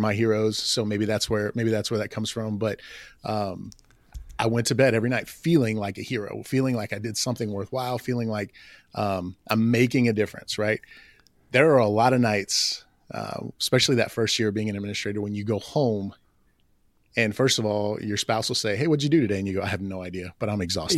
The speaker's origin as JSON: {"language": "English", "region": "Oklahoma", "country": "United States", "tie": "born or raised there", "said": "I grew up in Oklahoma"}